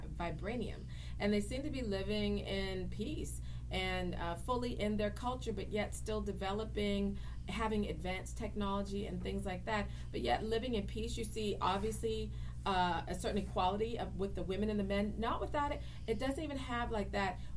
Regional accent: Charleston, South Carolina, United States; moved away as an adult; also born or lived in Ithaca, New York; now in Washington, D.C., United States; I'm a Southerner. I was born in Charleston, South Carolina, and then got a little crazy and decided I had to run off to some Ivy League school

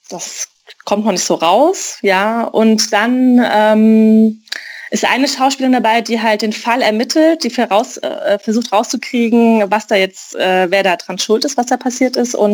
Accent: Mainz, Rhineland-Palatinate, Germany; ich bin aus Mainz

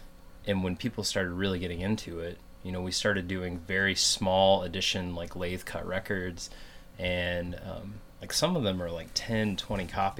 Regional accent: Richmond, United States; I was from Richmond, same as Jason, but I went to the college and lived on campus

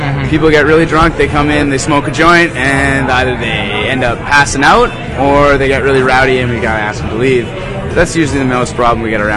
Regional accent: Vancouver, British Columbia, Canada; I grew up in Vancouver, so I've been there many a times in my life

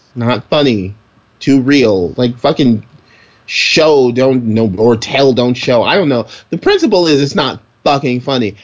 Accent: New York City, New York, United States; I'm from Brooklyn

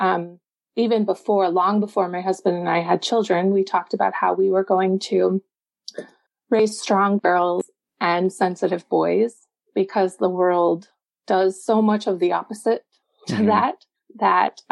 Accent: Texas, United States; now in Chicago area, United States; I grew up in Texas

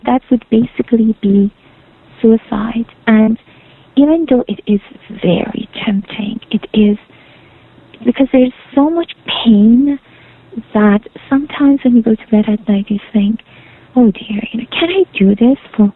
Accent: Iran; now in Canada; I'm from Iran

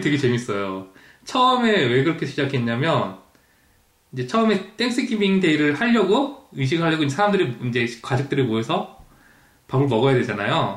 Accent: South Korea; also born or lived in Toronto, Canada; now in London, Canada; 한국에서 추석 때 다들 모이면

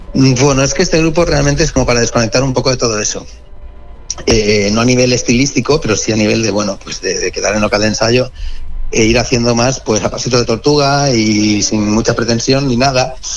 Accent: Barcelona, Catalonia, Spain; now in Madrid, Spain; yo soy de Barcelona, pero vivo en Madrid

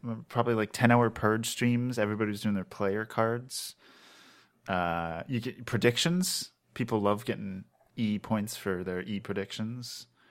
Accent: Maryland, United States; I'm from Maryland, so, like, I know, like, they do crabs a lot

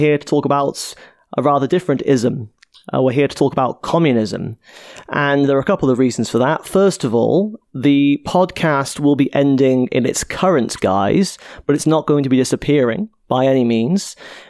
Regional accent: Cardiff, Wales, United Kingdom; where I grew up in Cardiff, in a working class area called Ely.

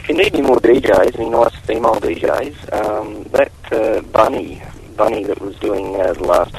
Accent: Australia; Not Boston. I'm from Australia.

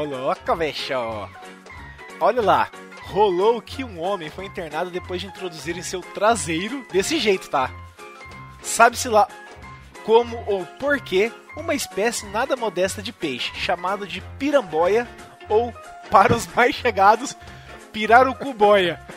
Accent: Campo Mourão, Paraná, Brazil; na minha terra natal, em Campo Mourão

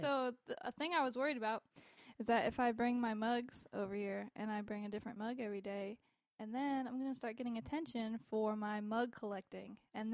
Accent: North Carolina, United States; Growing up over here in North Carolina.

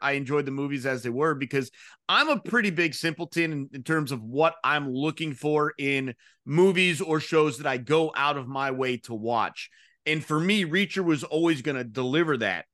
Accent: Georgia, United States; I'm from Georgia

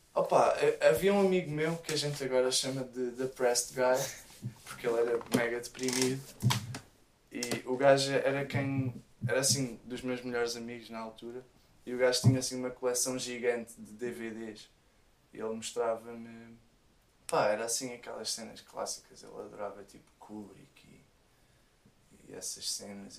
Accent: Rio de Mouro, Lisbon, Portugal; quando era puto lá em Rio de Moro.

